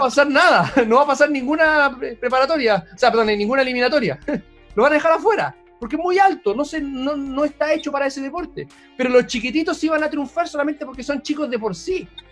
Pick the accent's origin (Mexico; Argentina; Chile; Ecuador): Chile; todos los chilenos